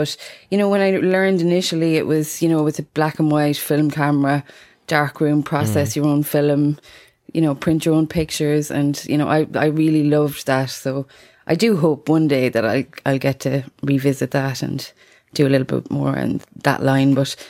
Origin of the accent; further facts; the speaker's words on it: Munster, Ireland; I'm from Tipperary in Ireland.